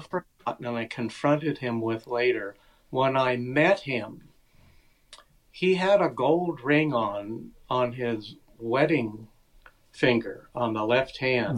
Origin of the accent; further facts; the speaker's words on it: United States; growing up in America